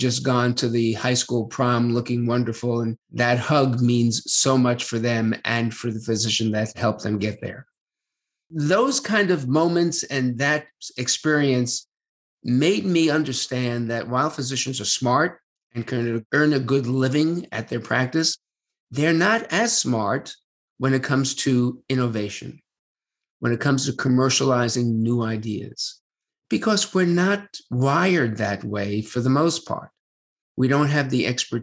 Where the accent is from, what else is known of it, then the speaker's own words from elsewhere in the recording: New York City, New York, United States; moved away as an adult; also born or lived in New Haven, Connecticut; now in Washington, D.C. area, United States; I grew up in Brooklyn, New York